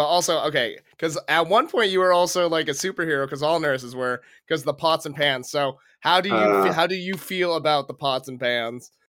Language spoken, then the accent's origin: English; Philippines; I kind of did get forced into nursing because my older sister, and being Filipino, she was a nurse.